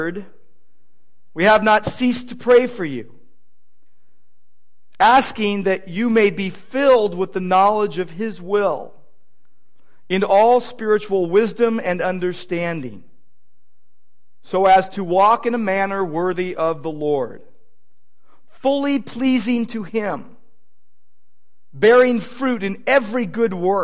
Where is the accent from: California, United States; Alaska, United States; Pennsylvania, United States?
California, United States; Downey; also born or lived in Irvine; my hometown in Downey